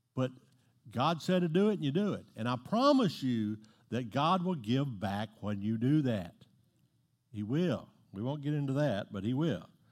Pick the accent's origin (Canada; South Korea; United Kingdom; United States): United States; Southeast Texas; I'm from Southeast Texas.